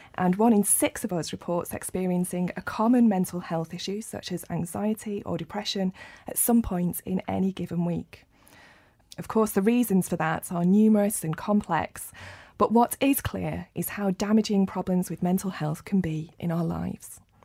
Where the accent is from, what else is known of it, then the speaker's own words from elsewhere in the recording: Rochdale, North West England, United Kingdom; my hometown of Rochdale